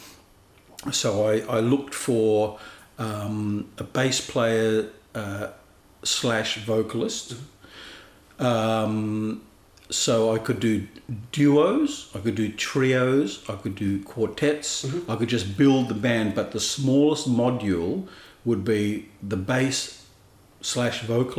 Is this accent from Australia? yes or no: yes; Sydney, New South Wales, Australia; I was born in Sydney in 1957. The house that we're in at the moment, that you and I are speaking in, mm-hmm. is my family home.